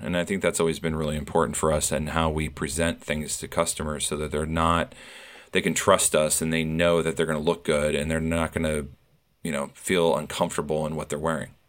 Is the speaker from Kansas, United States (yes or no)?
no; Iowa, United States; moved away as an adult; now in New York, United States; I was born and raised in Iowa. I moved to New York about thirty years ago